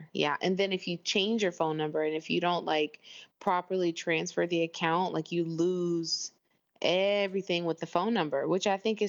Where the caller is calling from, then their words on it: Doha, Qatar; I am calling from Doha, Qatar.